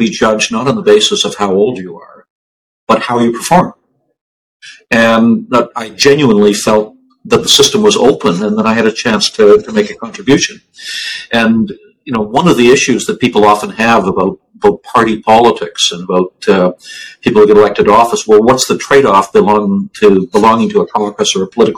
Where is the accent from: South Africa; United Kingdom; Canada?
Canada; Fergus, Ontario; also born or lived in Toronto, Canada; I grew up in southern Ontario